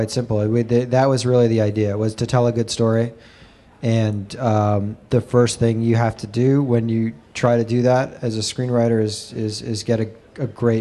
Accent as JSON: {"language": "English", "region": "New York", "country": "United States", "tie": "born or raised there", "said": "I'm a New Yorker and born here and raised here"}